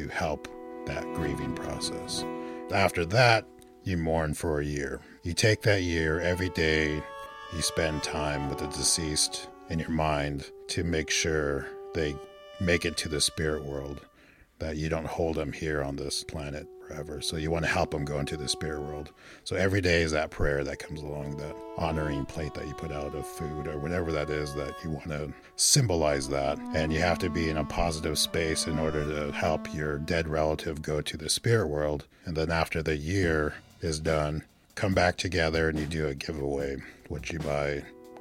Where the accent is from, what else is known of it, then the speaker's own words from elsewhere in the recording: Eagle Butte, South Dakota, United States; now in Portland, United States; I was born in Eagle Butte, South Dakota, on the Cheyenne River Sioux Reservation in Indian Health Services